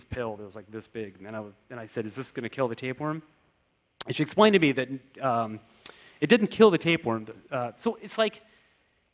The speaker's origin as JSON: {"language": "English", "country": "United States", "tie": "born or raised there", "said": "growing up in America"}